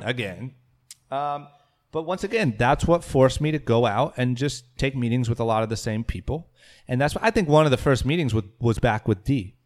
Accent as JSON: {"language": "English", "town": "Akron", "region": "Ohio", "country": "United States", "tie": "born or raised there", "also_born_or_lived": "Coventry, Ohio", "moved": "as an adult", "lives_now": "Los Angeles, United States", "said": "growing up in Akron, uh, in high school"}